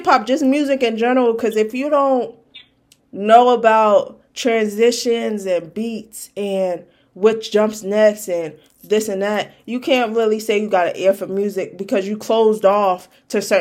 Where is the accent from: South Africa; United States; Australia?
United States; Brooklyn, New York; I'm from Brooklyn